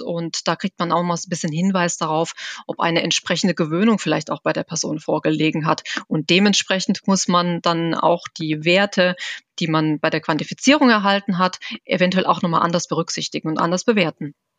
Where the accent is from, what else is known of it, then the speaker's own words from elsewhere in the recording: Germany; bei uns in Deutschland